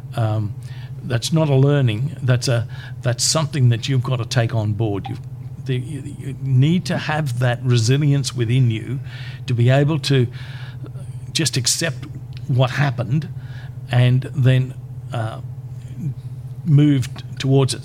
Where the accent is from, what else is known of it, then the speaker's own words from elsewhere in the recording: Brisbane, Queensland, Australia; also born or lived in Charters Towers; I came back to Brisbane because this is my hometown.